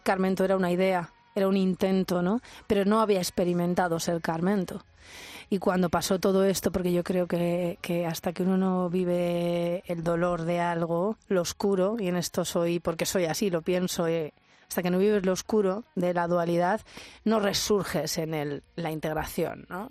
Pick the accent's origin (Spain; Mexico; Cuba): Spain; Albacete, Castilla-La Mancha; moved away as an adult; cuando me fui de Albacete